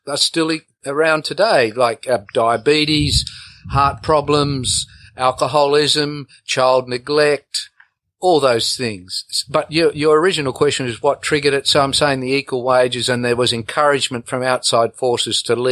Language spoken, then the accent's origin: English; the Kimberley, Western Australia, Australia; also born or lived in Broome; I came back to the Kimberleys, I think in 78, the mid 70s, and started a vet clinic in Broome, and I had to service all the stations because there was a program to eradicate tuberculosis. So there was a lot of traveling to cattle stations, TB testing cattle, and I found the Aboriginal people that I grew up